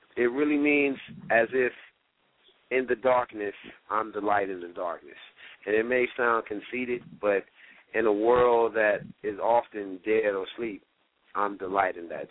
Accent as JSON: {"language": "English", "town": "Miami", "region": "Florida", "country": "United States", "tie": "born or raised there", "said": "I'm a Miami native."}